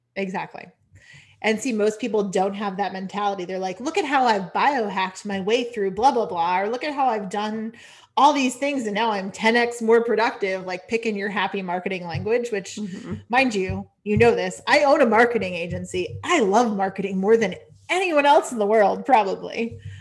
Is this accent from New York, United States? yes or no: no; Connecticut, United States; also born or lived in California / Washington, D.C. / North Carolina; now in Maine, United States; technically I was born in California but like a lot of my upbringing was Connecticut